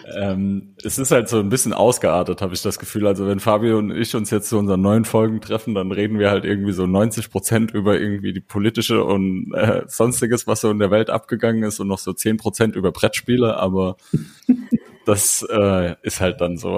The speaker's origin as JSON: {"language": "German", "town": "Blieskastel", "region": "Saarland", "country": "Germany", "said": "ich komme auch aus Blieskastel, aus dem Saarland"}